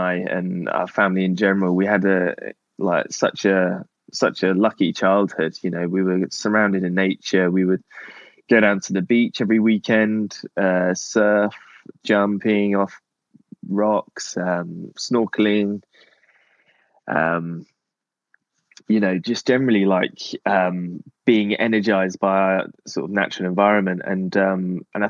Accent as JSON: {"language": "English", "area": "Cornwall", "region": "South West England", "country": "United Kingdom", "tie": "born or raised there", "said": "living in Cornwall growing up"}